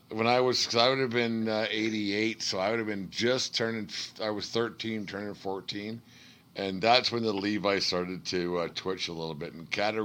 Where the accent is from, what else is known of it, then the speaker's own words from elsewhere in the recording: Canada; as a Canadian